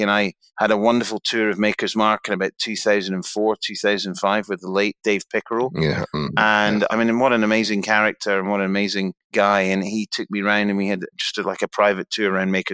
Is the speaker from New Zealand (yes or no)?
no; Helensburgh, Scotland, United Kingdom; moved away; also born or lived in Taiwan; I'm effectively a Glasgow boy. I'm from Helensburgh, which is just outside of 25 miles down the Clyde from Glasgow.